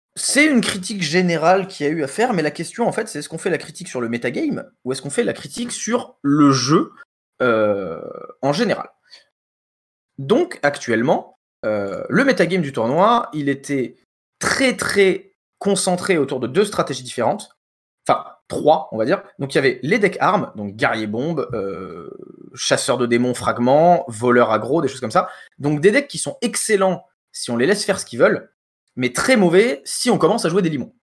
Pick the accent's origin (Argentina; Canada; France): France; on est français